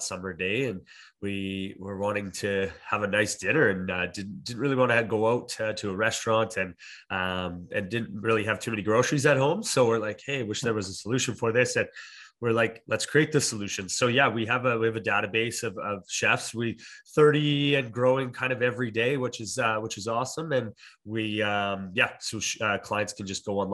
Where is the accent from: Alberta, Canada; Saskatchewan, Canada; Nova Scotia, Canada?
Alberta, Canada; moved away as an adult; also born or lived in Ontario; now in Okanagan, Canada; I'm originally from Ontario and grew up in Alberta and then moved to the Okanagan